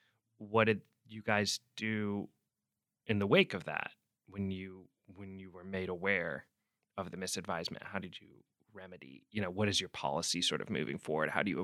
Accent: Pacific Northwest, United States; I'm from the Pacific Northwest.

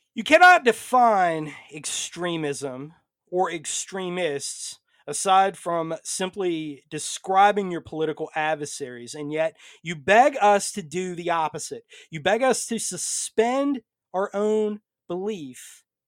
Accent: United States; I come to you tonight first as an American

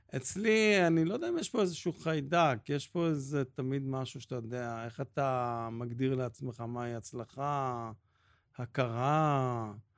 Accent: Jerusalem, Jerusalem District, Israel; אני גדלתי בירושלים

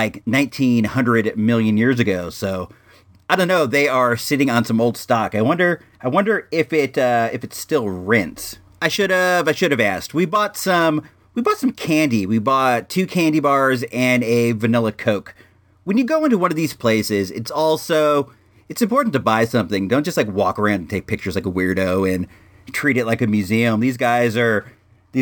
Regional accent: Santa Rosa, California, United States; my hometown of Santa Rosa

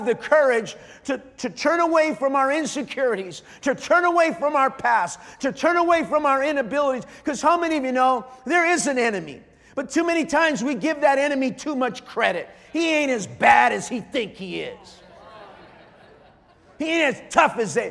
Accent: Montebello, California, United States; There's a city on the east part of Los Angeles called Montebello. I was born in Montebello.

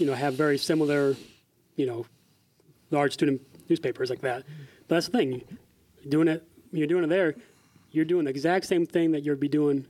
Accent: Iowa, United States; born or raised there

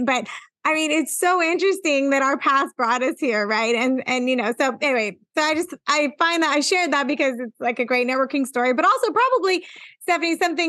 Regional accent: Fresno, California, United States; moved away; also born or lived in Glenview; Because Amy knows I'm from Fresno.

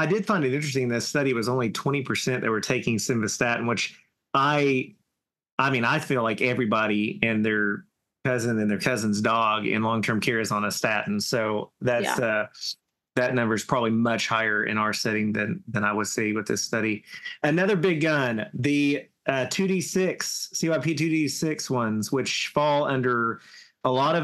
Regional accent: Southern, United States; accent: Southern; my Southern accent

